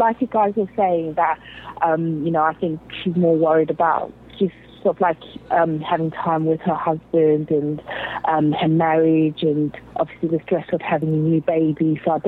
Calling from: London, United Kingdom; I'm calling from London. It's like 1 a.m.

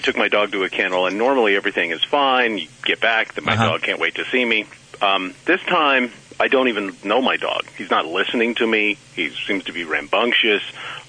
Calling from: Seattle, Washington, United States; I'm calling from Seattle.

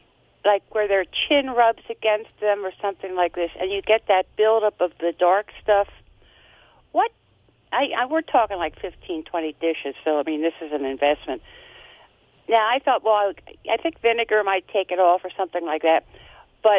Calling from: Reading, Pennsylvania, United States; I am calling from WEEU land near Reading, Pennsylvania.

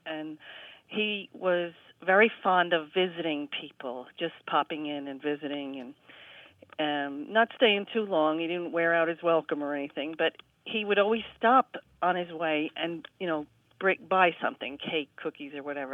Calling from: Spring Valley, New York, United States; I am calling from Spring Valley, New York

